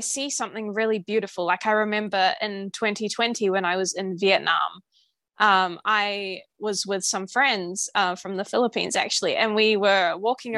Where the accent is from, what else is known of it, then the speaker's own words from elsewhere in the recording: New Zealand; I'm from New Zealand